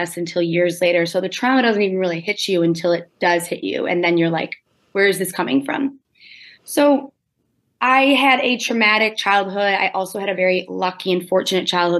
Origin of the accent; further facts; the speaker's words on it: suburbs of Detroit, Michigan, United States; I grew up in Michigan. I say I grew up in Detroit, but I grew up in the suburbs of Detroit